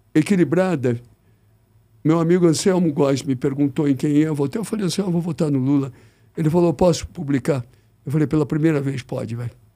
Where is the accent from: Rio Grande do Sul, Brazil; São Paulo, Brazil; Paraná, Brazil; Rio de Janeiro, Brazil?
São Paulo, Brazil; Eu nasci em São Paulo, sou corintiano